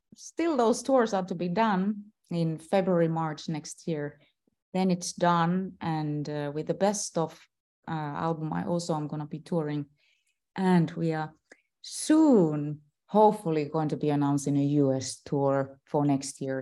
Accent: Finland; I am still a celebrity in my home country

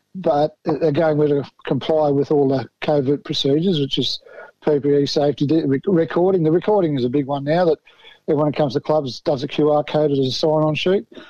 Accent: Newcastle, New South Wales, Australia; Oh, I'm actually from Newcastle, mate.

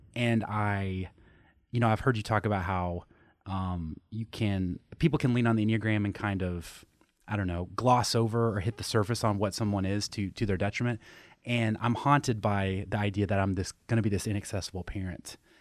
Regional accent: Tennessee, United States; I grew up in Tennessee

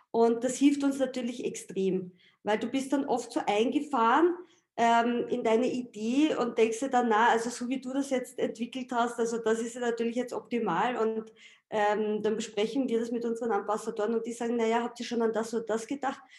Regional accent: Austria; Also ich sage jetzt mal, ich als Österreicherin mache den österreichischen Markt

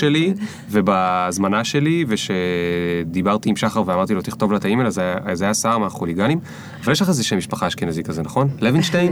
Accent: the Krayot, Haifa District, Israel; גדלתי בקריות, הדבר הכי קרוב היה חיפה

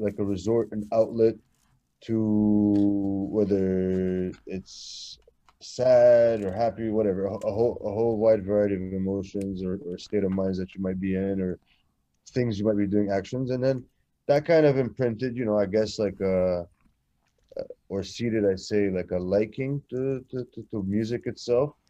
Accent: Montreal, Quebec, Canada; also born or lived in Kuwait / Egypt / Lebanon; It's when I immigrated to Canada around the age of four

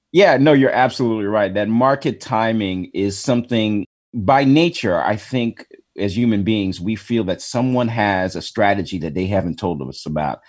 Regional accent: Chicago, Illinois, United States; I was born in Chicago

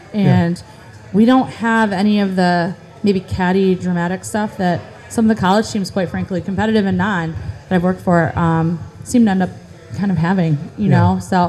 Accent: Beeville, Texas, United States; I think I saw too many stars growing up in Beeville.

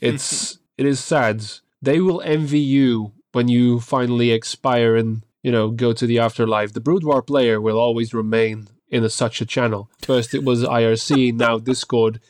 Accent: Belgium; I'm actually from Belgium

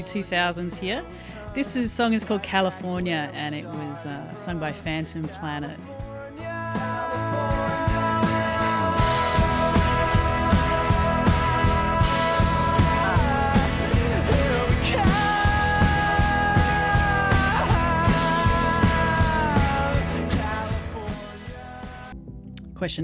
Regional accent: Brisbane, Queensland, Australia; my hometown, Brizzy.

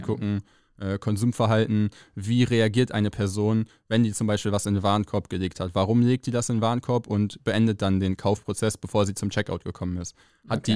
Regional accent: Rheine, North Rhine-Westphalia, Germany; moved away as an adult; also born or lived in Mesum; now in Cologne, Germany; Rheine, ist meine Heimatstadt, bin zwar in Meso aufgewachsen und groß geworden, aber hier zur Schule gegangen

